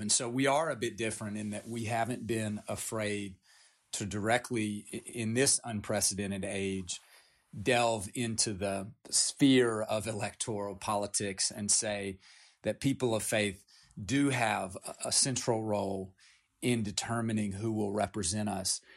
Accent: Appalachia, United States; I grew up in Appalachia. I come from nine generations in Appalachia

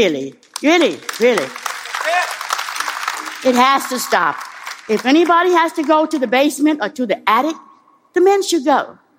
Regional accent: the South, United States; moved away; I didn't become a Muslim, certainly, to sit in the back of the bus. I grew up in the South.

